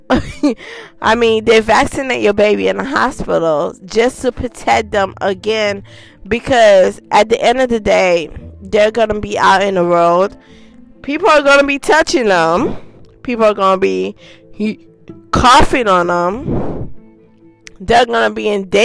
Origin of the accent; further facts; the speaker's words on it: Haiti; moved away; I was born in Haiti.